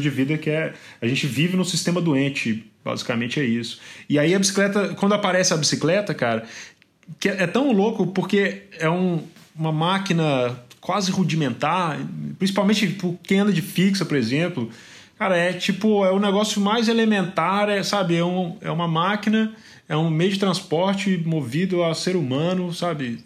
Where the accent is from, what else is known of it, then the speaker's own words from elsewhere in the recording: Mariana, Minas Gerais, Brazil; moved away as an adult; also born or lived in Belo Horizonte; now in São Paulo, Brazil; Eu sou do interior de Minas, né? Eu sou de Mariana